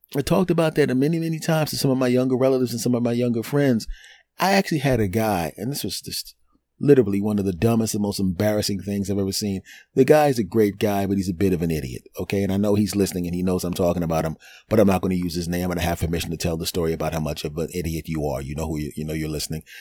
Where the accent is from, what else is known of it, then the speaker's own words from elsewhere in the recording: Philadelphia, Pennsylvania, United States; my hometown team